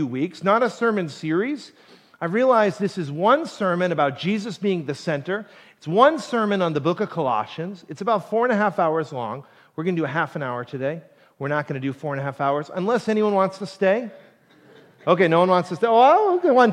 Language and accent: English; Plymouth, Massachusetts, United States; also born or lived in Ohio; I didn't grow up in Duxbury, but I grew up in Plymouth